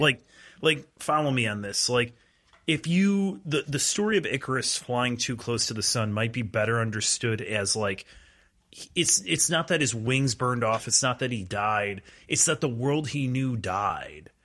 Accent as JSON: {"language": "English", "town": "Cary", "region": "Illinois", "country": "United States", "tie": "born or raised there", "said": "I grew up in Cary, so I shouldn't really, it was like ninety-seven percent white"}